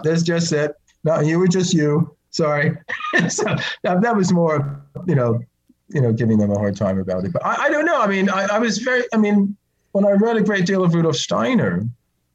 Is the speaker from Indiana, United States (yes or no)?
no; New Jersey, United States; moved away; growing up in New Jersey